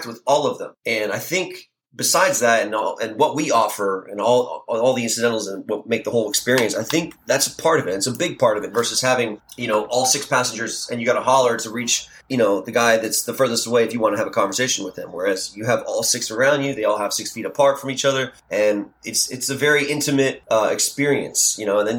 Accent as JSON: {"language": "English", "town": "Miami", "region": "Florida", "country": "United States", "tie": "born or raised there", "also_born_or_lived": "Portland, Oregon / Key West", "moved": "yes", "said": "we grew up in Miami"}